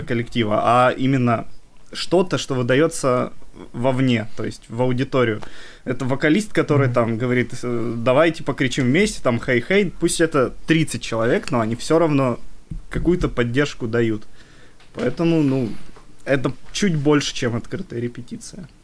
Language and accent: Russian; Nevinnomyssk, Stavropol Krai, Russia; now in Saint Petersburg, Russia; мы из города, который называется Нивенномыс